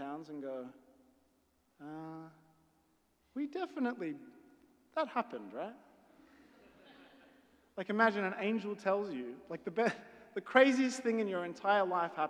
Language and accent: English; Australia; I'm Australian